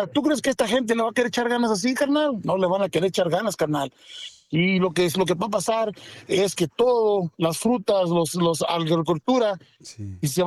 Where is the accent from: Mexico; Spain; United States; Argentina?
United States; Florida; aquí en Florida, nosotros somos de Florida.